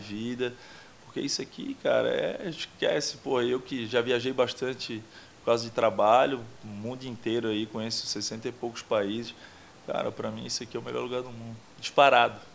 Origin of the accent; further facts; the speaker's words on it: São José, Santa Catarina, Brazil; accent: manezinho; moved away; also born or lived in Florianópolis / Portugal; eu sou de Barreiros ali, Barra Ipiranga, Barra de São Pedro, aquela região, morei por vários endereços ali. Minha família é toda dali.